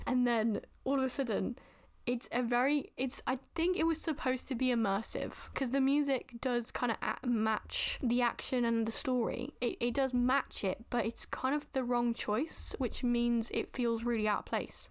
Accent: United Kingdom; as a Brit-, British person, the way we are taught in schools

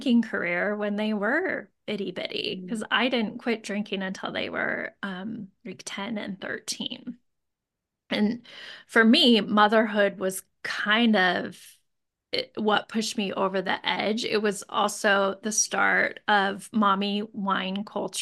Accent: Moscow, Idaho, United States; now in Boise, United States; I grew up in Moscow and I went to U

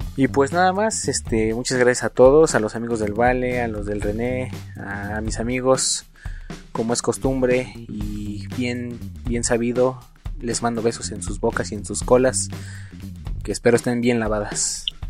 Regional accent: Mexico; como buenos mexicanos que somos

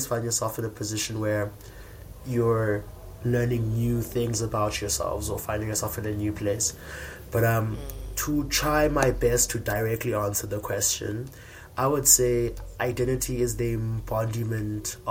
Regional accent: Komani, Eastern Cape, South Africa; I come from Ekomani, or Queenstown, as it was formerly known.

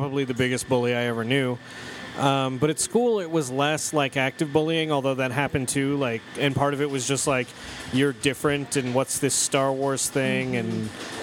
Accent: Utah, United States; I was growing up in Utah County.

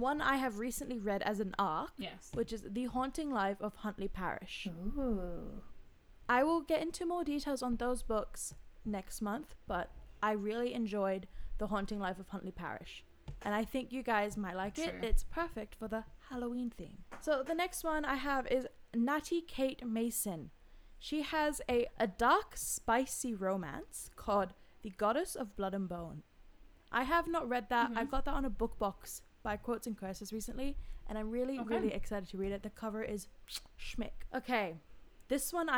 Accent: Australia; we're all Australian here

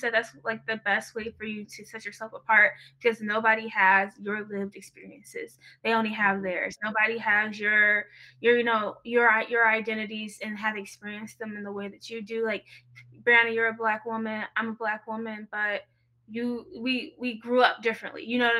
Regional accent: Michigan, United States; It's just like, we're from Michigan. We know these same things. We have these same values.

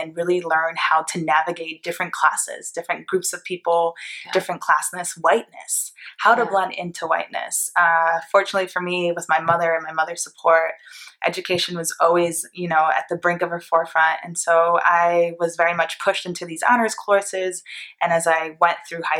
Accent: Port Chester, New York, United States; moved away as an adult; also born or lived in Greenwich, Connecticut; now in San Francisco Bay Area, United States; I was born in New York, Port Chester, New York, and right over the border in Greenwich, Connecticut, one of the wealthiest cities, towns on the East Coast where billionaires live. I got to go to that public school

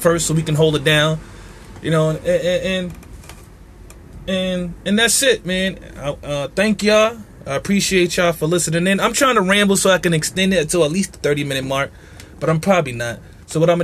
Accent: New York City, New York, United States; I'm from Marcy

